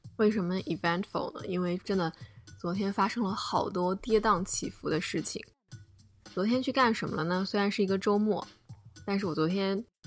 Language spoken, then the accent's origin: Chinese; China; also born or lived in Ohio, United States / Minnesota, United States; now in Chicago, United States; 我们在国内